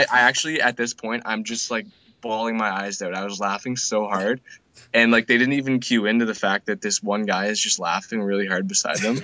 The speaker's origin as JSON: {"language": "English", "country": "Canada", "said": "I'm from Canada."}